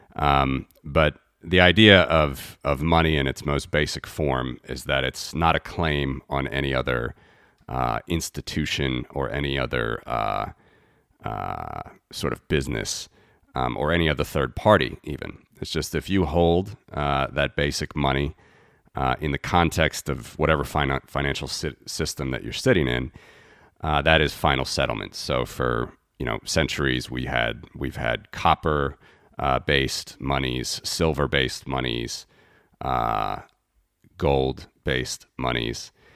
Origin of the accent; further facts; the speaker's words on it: United States; moved away as an adult; now in Latvia; I'm originally from the United States. I was, uh, born and raised there